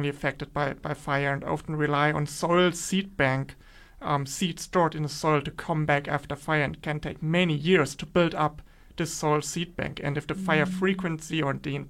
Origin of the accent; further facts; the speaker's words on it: Germany; moved away as an adult; also born or lived in Western Australia; now in Perth, Australia; I'm actually here in Western Australia and not in my home country in Germany